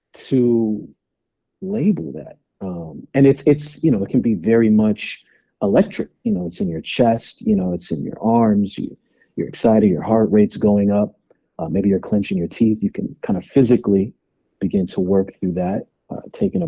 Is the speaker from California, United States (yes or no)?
yes; California, United States; being a black man, you know, growing up in California